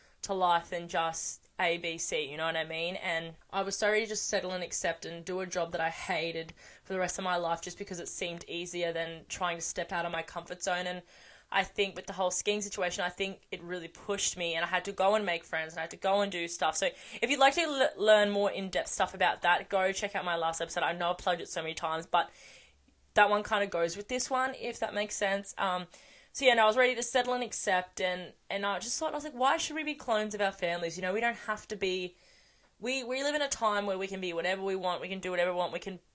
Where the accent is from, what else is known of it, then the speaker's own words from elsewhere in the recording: small town just off the Gold Coast, Queensland, Australia; also born or lived in Canberra; I was born in Canberra and I moved to the small town I live in now